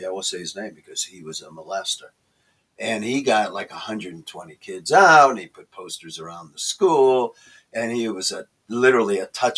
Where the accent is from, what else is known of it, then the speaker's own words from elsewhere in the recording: Chicago, Illinois, United States; I'm from Chicago.